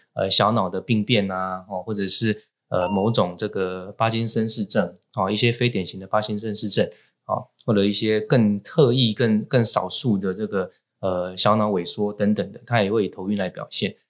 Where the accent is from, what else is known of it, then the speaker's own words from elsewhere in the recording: Taiwan; 我们台湾人呢，习惯把头的不舒服，只要不是痛的哈，都把它讲成头昏